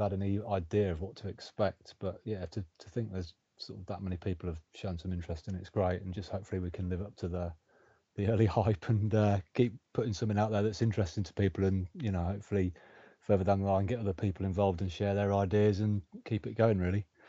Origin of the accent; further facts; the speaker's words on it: Coventry, West Midlands, United Kingdom; Born and, born and bred in Coventry